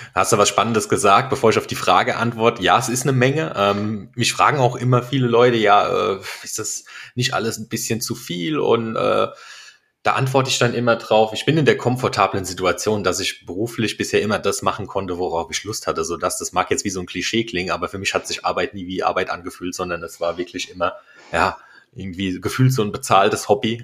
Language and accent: German; Eich, Rhineland-Palatinate, Germany; also born or lived in Worms; bin ein echter Wormser, geboren, aufgewachsen in Eich